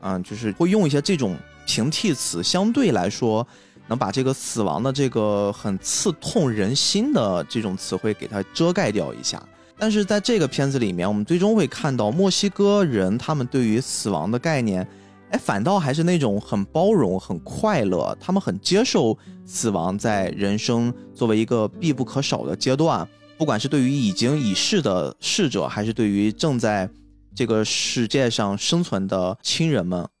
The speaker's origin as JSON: {"language": "Chinese", "country": "China", "said": "作为一个中国人来说"}